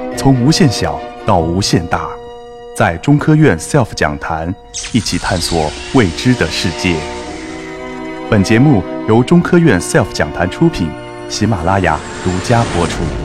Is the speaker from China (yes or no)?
yes; China; 我们中国人